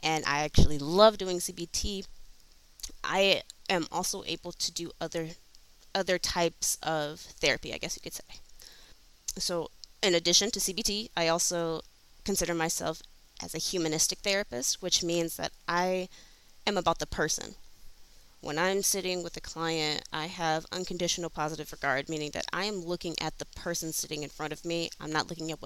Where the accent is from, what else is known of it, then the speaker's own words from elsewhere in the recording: Flint, Michigan, United States; For me, I grew up in Flint, Michigan